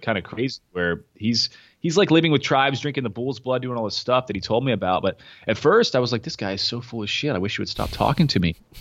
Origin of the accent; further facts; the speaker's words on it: Knoxville, Tennessee, United States; moved away; also born or lived in Kentucky; I was in Knoxville, where I was from Knoxville, but I was living in Kentucky.